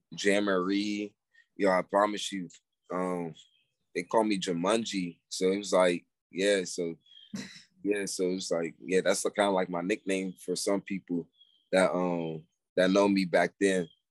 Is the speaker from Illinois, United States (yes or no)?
no; Pasadena, California, United States; now in Atlanta, United States; I'm from Pasadena, California.